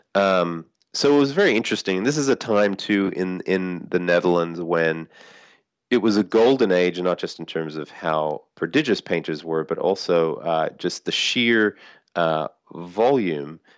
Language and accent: English; Sydney, New South Wales, Australia; moved away as an adult; now in United States; I grew up in Sydney. I've lived in the States for, you know, most of the last twenty-five years.